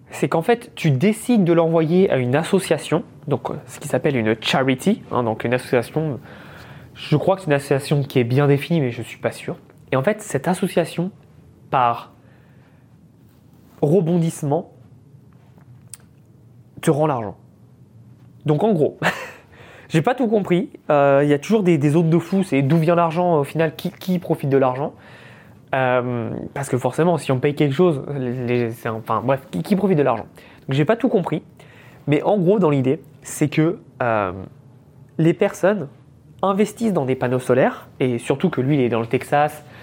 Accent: France; Et il me fait J'aime bien ton accent, tu viens d'où Et là je lui dis bah, Je viens de France, etc.

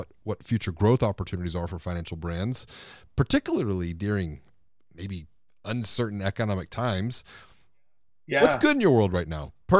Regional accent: Houston, Texas, United States; growing up on the Third Coast, exactly, in Houston.

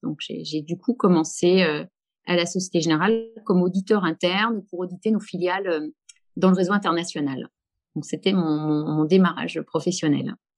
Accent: Haute-Savoie, near Annecy, Auvergne-Rhône-Alpes, France; moved away as an adult; also born or lived in Lille; je viens de Haute-Savoie, je viens d'Annecy, dans un petit village, donc plutôt zone rurale. mon père était menuisier

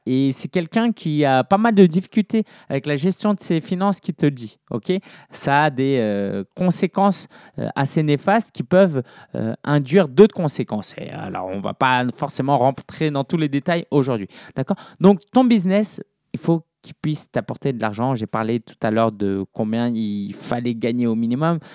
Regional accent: Paris, Île-de-France, France; je suis né à Paris

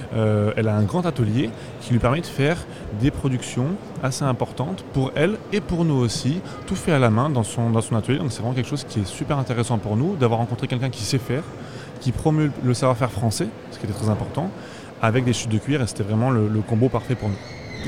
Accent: Brive-la-Gaillarde, Nouvelle-Aquitaine, France; Nous, on vient du sud de la France. Moi, personnellement, je viens de Brive-la-Gaillarde, donc dans, la région du Limousin.

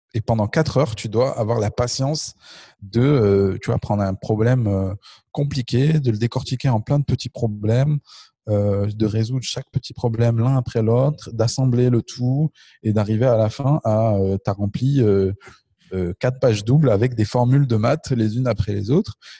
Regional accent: Le Puy-en-Velay, Auvergne-Rhône-Alpes, France; moved away as an adult; also born or lived in Marseille / Canada; now in Paris, France; je viens du Puy-en-Velay

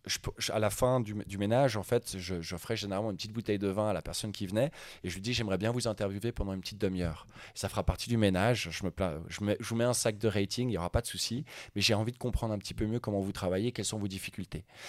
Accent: Lausanne, Vaud, Switzerland; also born or lived in Sweden; je suis né à Lausanne, je suis à moitié suédois, moitié suisse

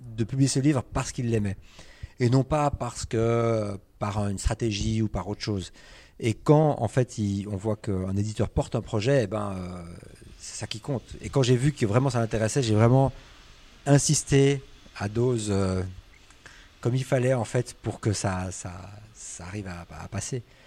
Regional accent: Switzerland; je suis suisse

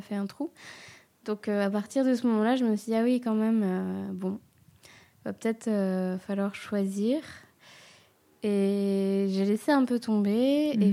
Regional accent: Réunion; now in Marseille, France; je suis réunionnaise et du coup, souvent, mon budget voyage tombe dans le budget euh, retour au bercail.

